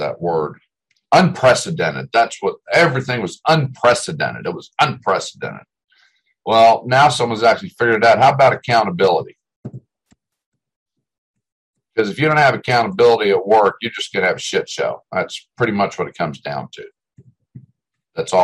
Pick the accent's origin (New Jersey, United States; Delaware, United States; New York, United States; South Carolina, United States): Delaware, United States; now in Texas, United States; when I grew up in Delaware